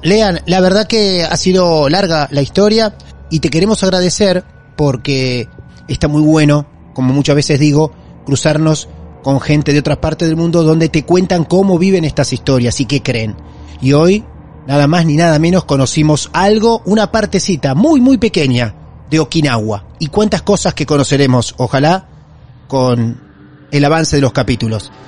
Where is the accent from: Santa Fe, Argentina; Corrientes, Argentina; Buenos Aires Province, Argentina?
Buenos Aires Province, Argentina; Mar del Plata; Nacimos en Mar del Plata, en Argentina